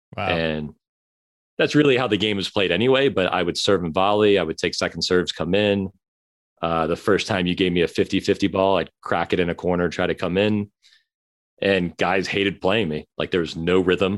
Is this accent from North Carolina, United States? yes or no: yes; Chapel Hill, North Carolina, United States; also born or lived in Long Beach, California; I grew up in Long Beach